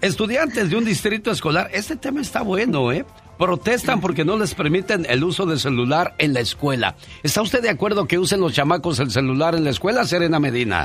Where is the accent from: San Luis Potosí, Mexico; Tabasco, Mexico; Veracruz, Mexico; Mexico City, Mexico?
Veracruz, Mexico; moved away; un día salí de Veracruz pero Veracruz nunca salió de mí